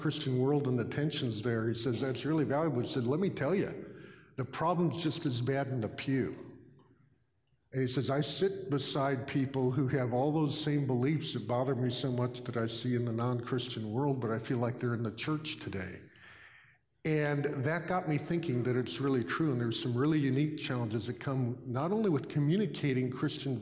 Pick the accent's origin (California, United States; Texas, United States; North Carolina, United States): California, United States; I'm from California